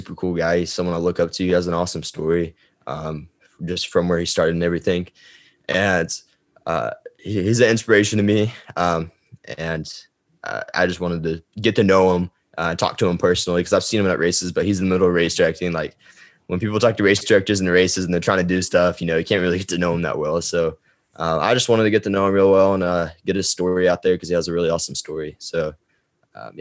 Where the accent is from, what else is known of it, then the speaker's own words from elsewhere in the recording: Gainesville, Texas, United States; Gainesville, Texas, which is where I lived and grew up and went to high school